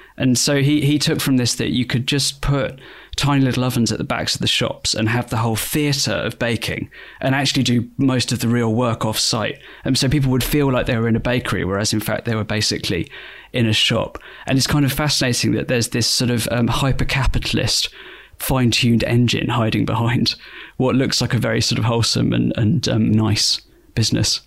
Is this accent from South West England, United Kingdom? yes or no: yes; Bristol, South West England, United Kingdom; my hometown, Bristol